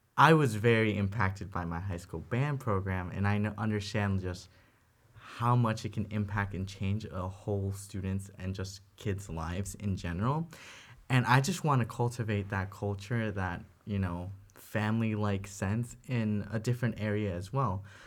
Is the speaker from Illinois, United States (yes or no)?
yes; Middle Park, Illinois, United States; I'm from Middle Park, Illinois.